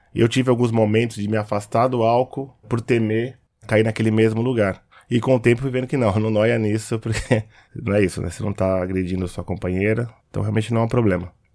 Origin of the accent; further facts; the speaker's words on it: Osasco, São Paulo, Brazil; Eu cresci na quebrada em Osasco